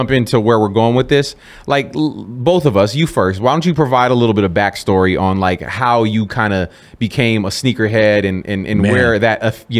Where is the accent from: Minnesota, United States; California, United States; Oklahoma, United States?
California, United States; Bay Area; moved away as an adult; now in Las Vegas, United States; Born and raised in the Bay Area. I never went to a Sharks game.